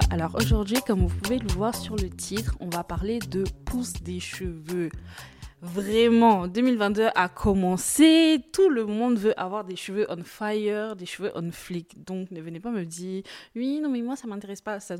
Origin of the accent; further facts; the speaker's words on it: Côte d’Ivoire; comme on dit chez moi en Côte d'Ivoire, je vais te garant, ça veut dire je vais un peu te menacer.